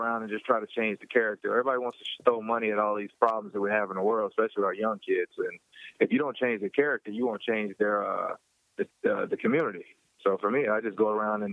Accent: Louisville, Kentucky, United States; my hometown, Louisville, Kentucky

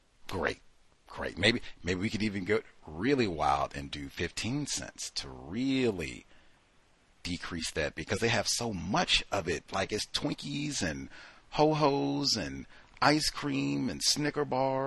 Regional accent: Georgia, the South, United States; now in Seattle, United States; Yes, I was born in the South. I lived in Georgia

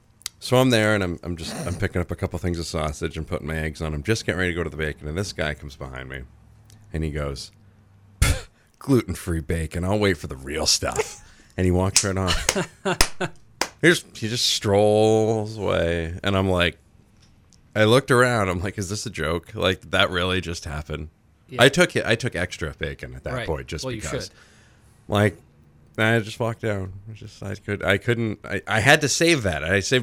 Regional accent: Rumford, Maine, United States; also born or lived in Dixfield, Maine; I was born in Rumford, so it's, you know, just one of those deals.

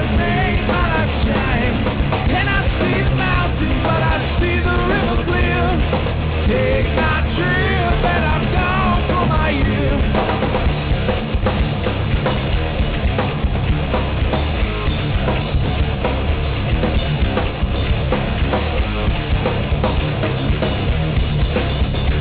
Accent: New York, United States; my home state of New York

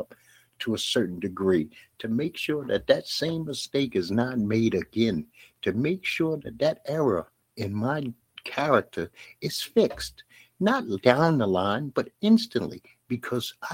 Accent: New York City, New York, United States; I grew up in Bed-Stuy, Brooklyn

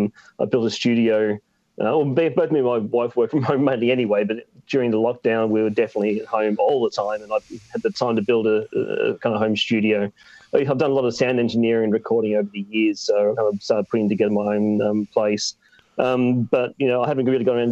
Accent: Geelong, Victoria, Australia; now in Brighton, United Kingdom; the town I grew up in, Geelong in Australia

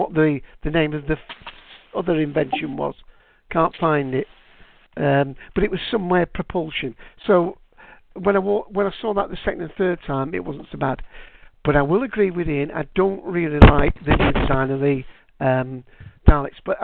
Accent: United Kingdom; for me as a Brit

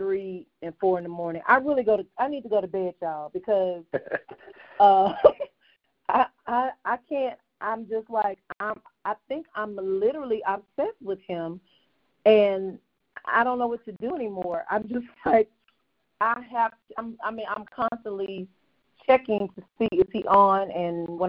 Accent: Mississippi, United States; moved away; also born or lived in Texas; I grew up in Mississippi, lived in Texas

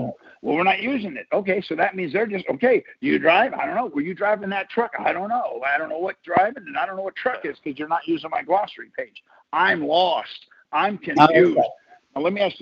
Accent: Michigan, United States; now in Texas, United States; I'm from Michigan. I was born in Michigan

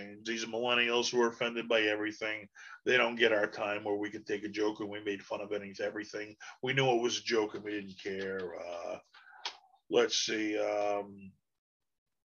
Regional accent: Boston, Massachusetts, United States; I'm from Boston

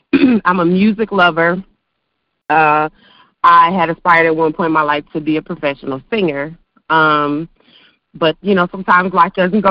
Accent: Buffalo, New York, United States; also born or lived in Arizona / Georgia; now in Huntsville, United States; I'm originally from New York, Buffalo, New York. Hey, live here in Huntsville, in Arizona, Georgia.

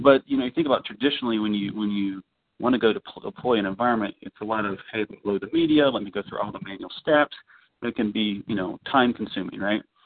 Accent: Orlando, Florida, United States; I'm from Orlando

